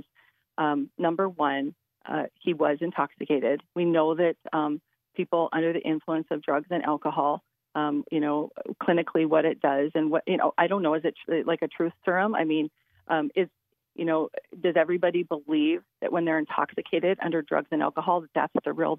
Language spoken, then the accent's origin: English; Williston, North Dakota, United States; am from Williams County. I'm from Williston.